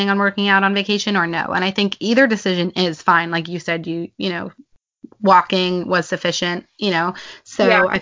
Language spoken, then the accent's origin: English; United States; we're from America